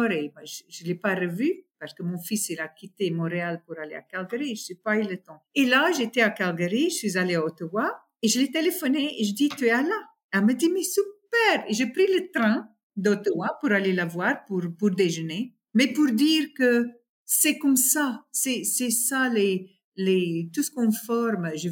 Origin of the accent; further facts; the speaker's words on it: South Africa; là où j'ai grandi, c'est une petite ville dans une très, très grande serre euh, d'agriculture. ce c'est tous les fermières. On est tous très africains, très traditionnels, très ça. Et nos vacances, c'était au bord de la mer ou dans le Kruger Park.